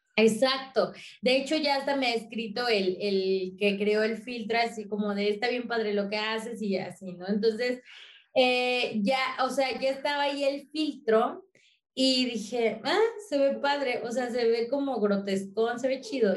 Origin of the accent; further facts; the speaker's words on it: apparently in Mexico City, Mexico; yo soy del barrio, yo soy nativa del barrio, yo crecí en el barrio